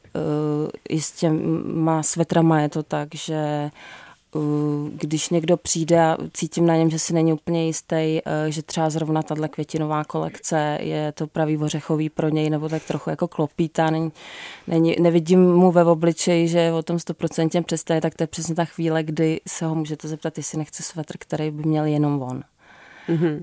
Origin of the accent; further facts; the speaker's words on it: Jizera Mountains, Liberec Region, Czechia; já jsem z Jizerek